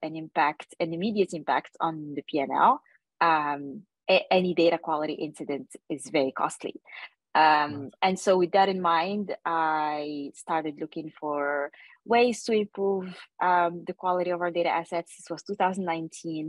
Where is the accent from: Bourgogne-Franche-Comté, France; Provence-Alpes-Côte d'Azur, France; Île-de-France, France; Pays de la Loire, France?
Île-de-France, France; Paris; moved away as an adult; also born or lived in Asia; I grew up in Paris